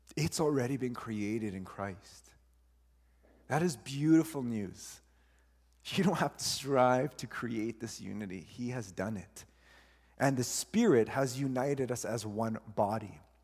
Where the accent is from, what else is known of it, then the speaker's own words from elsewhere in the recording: Honduras; I am still from Honduras. I still have that. I don't lose